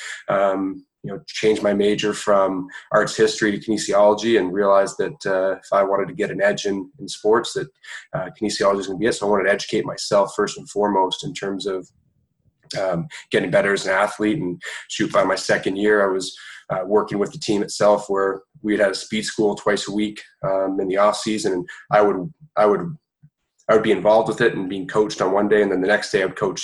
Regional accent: Toronto, Ontario, Canada; grew up in Toronto, Canada, played a variety of sports growing up. Obviously hockey, being Canadian

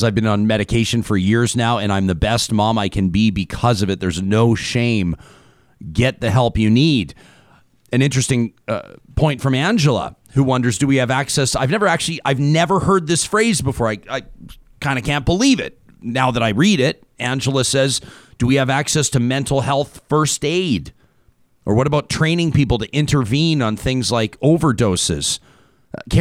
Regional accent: Calgary, Alberta, Canada; moved away; It's my hometown, as you know, down in Calgary

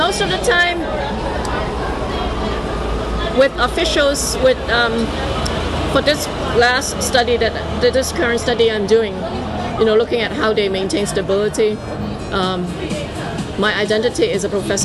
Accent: Hong Kong; moved away as an adult; now in United States; I was born in Hong Kong, I was raised in Hong Kong, I went to the US for my graduate studies, and I'm now based in the US

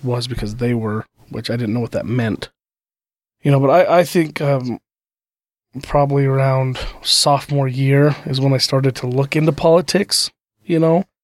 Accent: Wallsburg, Utah, United States; also born or lived in Vernal, Utah; I was born in Vernal

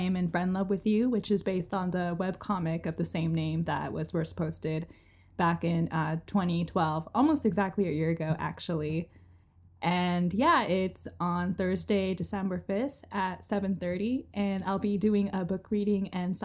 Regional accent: Orange County, California, United States; now in Los Angeles, United States; I grew up in Orange County, but I went to school in UCLA

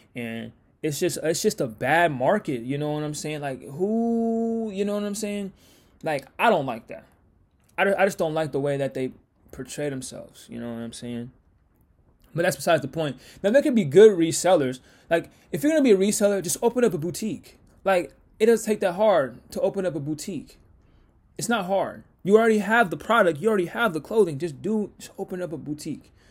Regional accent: Washington, United States; I'm from Washington

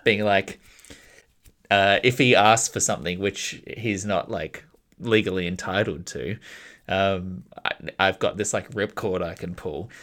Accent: Australia; an Australian citizen

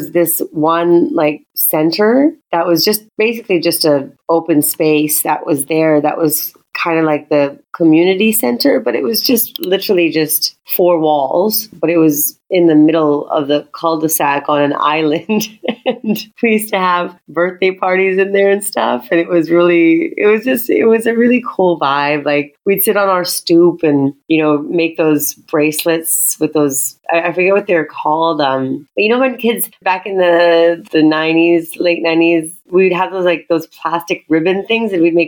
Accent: Calgary, Alberta, Canada; also born or lived in Toronto / Mississauga; now in Tanzania; And I'm like, you should see the culture shock of when I moved from Calgary to Toronto. Like, it was so extreme because we were growing up with like Stampede and you know, learning how to line dance.

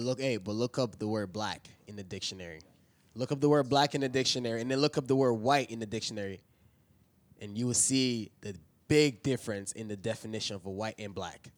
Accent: East Tennessee, United States; I grew up in East Tennessee

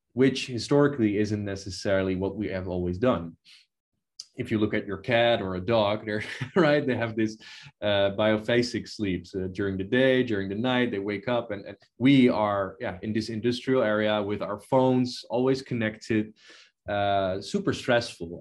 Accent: Netherlands; in the Netherlands where I was born

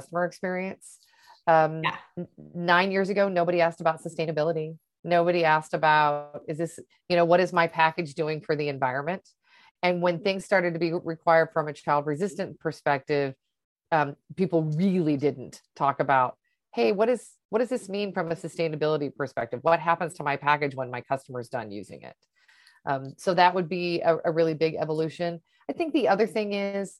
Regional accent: Portland, Oregon, United States; also born or lived in Seattle; now in Miami, United States; I grew up in Portland, Oregon.

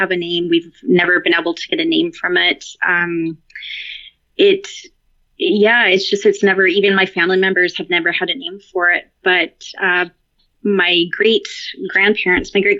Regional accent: Victoria, British Columbia, Canada; As far west as you can go in Canada, I'm in Victoria on Vancouver Island

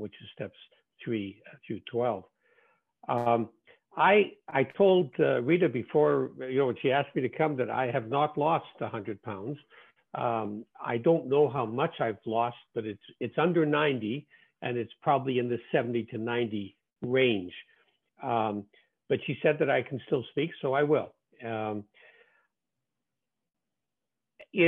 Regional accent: Winnipeg, Manitoba, Canada; my hometown of Winnipeg, Canada

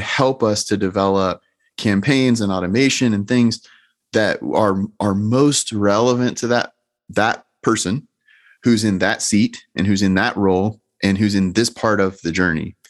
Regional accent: Georgia, United States; I'm clearly from Georgia.

